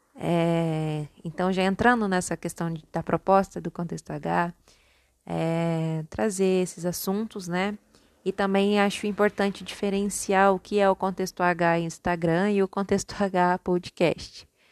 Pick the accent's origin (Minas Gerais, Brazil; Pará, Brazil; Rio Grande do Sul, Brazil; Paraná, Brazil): Minas Gerais, Brazil; accent: mixed paulista and mineiro; also born or lived in São Paulo; eu sou nascida em São Paulo e criada em Minas. Então o meu sotaque ele é um pouco confuso. Algumas vezes o meu R tende a ser um pouco mais paulista e outras vezes ele tende a ser um R mais mineiro.